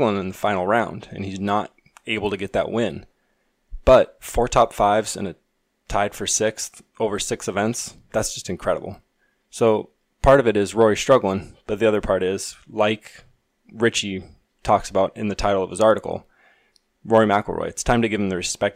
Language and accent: English; Pacific Northwest, United States; I'm from the Pacific Northwest, and it rains a lot, and it's windy